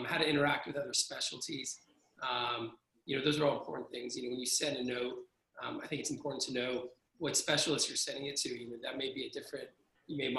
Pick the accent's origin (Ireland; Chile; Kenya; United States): United States; Southern California; moved away as an adult; also born or lived in Texas / Chicago; now in Phoenix, United States; I'm from Southern California.